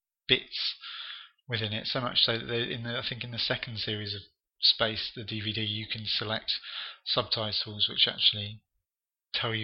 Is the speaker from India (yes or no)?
no; Reigate, South East England, United Kingdom; moved away; also born or lived in Kilburn, London; I moved away from Red Hill and Reigate and home and moved up to Kilburn in London.